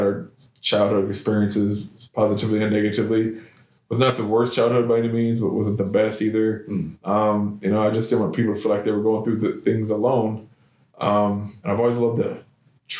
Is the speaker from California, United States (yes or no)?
no; Decatur, Illinois, United States; moved away as an adult; now in Clarksville, United States; I was born and raised in Decatur, Illinois.